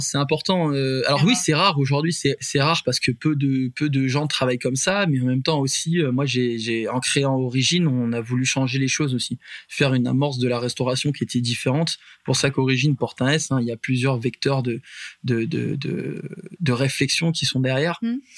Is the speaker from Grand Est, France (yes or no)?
no; Puy-de-Dôme, Auvergne-Rhône-Alpes, France; nous on est natif euh, du Puy de Dôme.